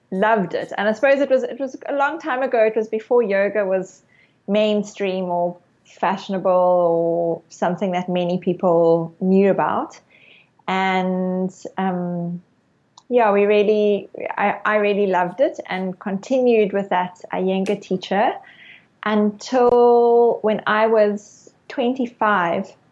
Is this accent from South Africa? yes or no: yes; Cape Town, Western Cape, South Africa; I I grew up in Cape Town, South Africa, and when I was 18 years old, I did my first yoga class.